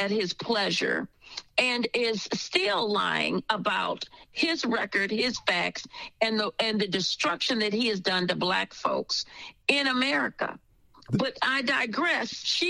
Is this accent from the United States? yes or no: yes; Michigan, United States; I was born in Michigan because my family fled the Democrat Ku Klux Klan South.